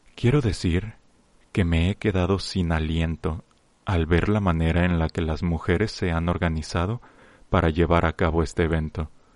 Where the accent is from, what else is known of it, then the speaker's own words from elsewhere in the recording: Mexico; como miembros de una gran nación, como mexicanos que somos